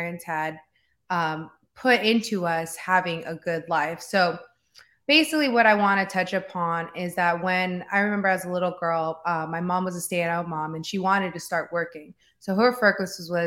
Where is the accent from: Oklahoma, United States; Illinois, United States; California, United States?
California, United States; San Fernando; I grew up in San Fernando Valley. So in a small city in San Fernando